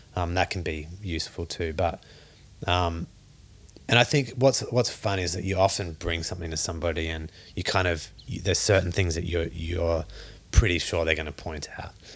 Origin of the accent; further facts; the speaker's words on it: Australia; Growing up in Australia